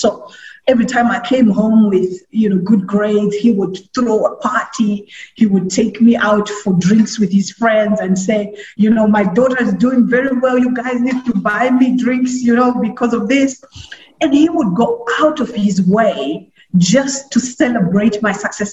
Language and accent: English; Mutare, Manicaland, Zimbabwe; also born or lived in Masvingo; I was, um, uh, born in Mashenyo, but, uh, I was raised in Mutare.